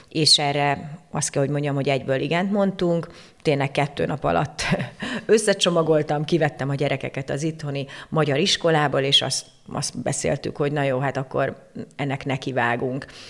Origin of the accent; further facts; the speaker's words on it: Székesfehérvár, Fejér, Hungary; moved away as an adult; also born or lived in Budapest / Tuscany, Italy; Székesfehérvári vagyok, itt, itt születtem, itt, itt jártam gimnáziumban, gimnáziumban, főiskolára, tehát tulajdonképpen itt, itt töltöttem 35 évemet